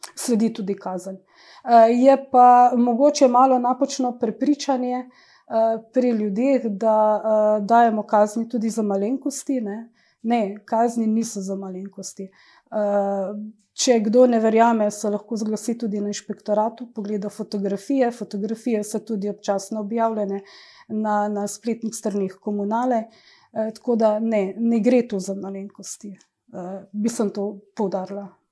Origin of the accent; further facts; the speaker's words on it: Idrija, Slovenia; moved away as an adult; also born or lived in Ljubljana / Rajlovac, Sarajevo; rojena sem v Idriji, natančno v tem stanovanju, kjer uh, zdaj tudi živim